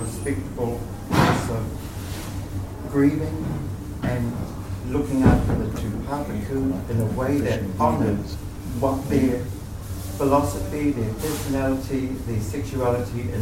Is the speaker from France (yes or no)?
no; New Zealand; I identify myself as a New Zealander